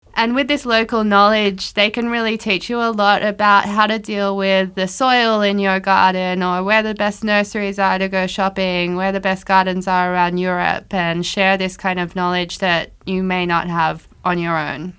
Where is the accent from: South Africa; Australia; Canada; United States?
Australia; moved away as an adult; also born or lived in Tokyo; now in Luxembourg; I'm Australian